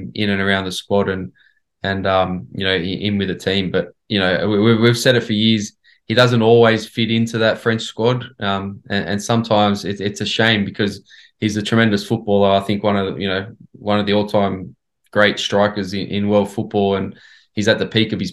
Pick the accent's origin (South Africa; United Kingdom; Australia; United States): Australia; as an Australian growing up